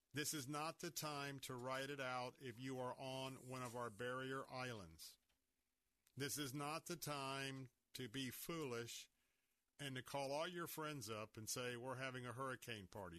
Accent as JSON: {"language": "English", "town": "Tampa", "region": "Florida", "country": "United States", "tie": "born or raised there", "said": "I was born and raised here in Tampa"}